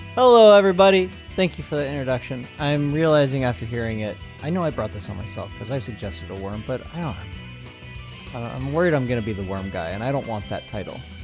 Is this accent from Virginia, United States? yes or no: no; Colorado, United States; I was born in Colorado